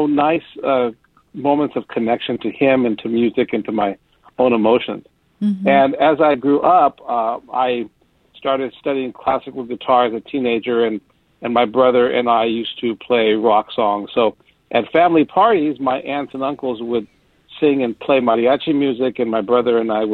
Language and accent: English; Southern California, United States; moved away as an adult; now in San Francisco Bay Area, United States; I grew up in Southern California